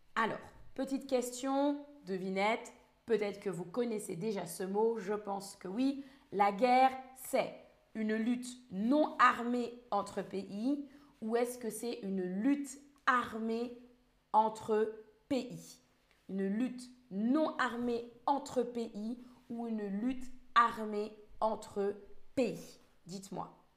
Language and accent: French; France; je suis française